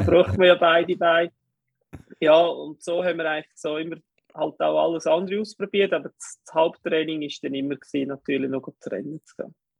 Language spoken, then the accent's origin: German; Kerns, Obwalden, Switzerland; Ich bin in Obwalden aufgewachsen, in Kerns